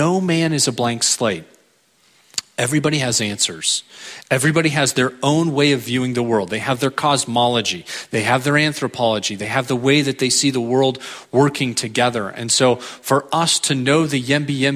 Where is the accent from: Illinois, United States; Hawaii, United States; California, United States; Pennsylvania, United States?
California, United States; San Diego; also born or lived in Europe; I am from San Diego, California. Went to college there, met my wife there